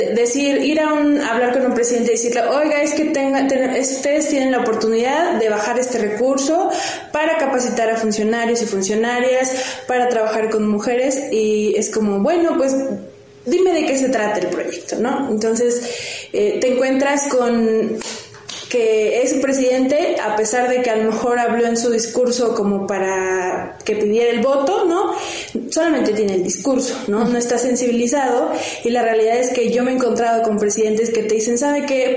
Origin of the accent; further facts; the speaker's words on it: Cuetzalan, Puebla, Mexico; yo soy de Cuetzalan